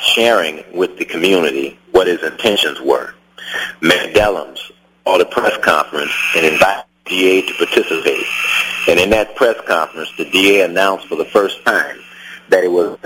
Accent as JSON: {"language": "English", "town": "Los Angeles", "region": "California", "country": "United States", "tie": "born or raised there", "said": "a black man born and raised in South Central Los Angeles"}